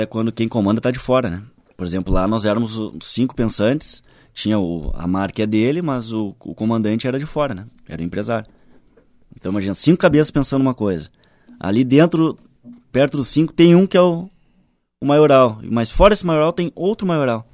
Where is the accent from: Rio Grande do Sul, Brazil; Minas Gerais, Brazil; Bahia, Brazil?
Rio Grande do Sul, Brazil; Porto Alegre; also born or lived in São Paulo / Rio de Janeiro / Brasília; Sou gaúcho de Porto Alegre